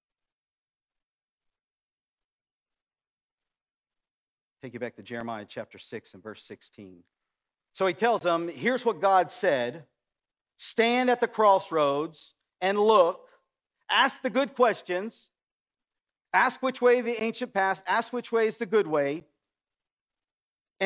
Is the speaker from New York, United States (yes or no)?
no; West Virginia, United States; now in Centralia, United States; I grew up in West Virginia